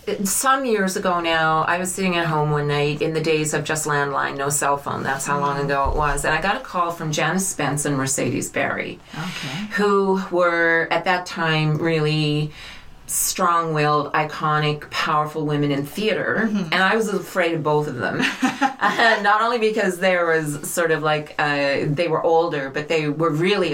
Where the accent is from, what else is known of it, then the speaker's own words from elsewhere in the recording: Burin Peninsula, Newfoundland and Labrador, Canada; now in St. John's, Canada; I was born in Labrador, and I grew up on the Burren Peninsula. So I have a joke that I say it gives me dual citizenship status.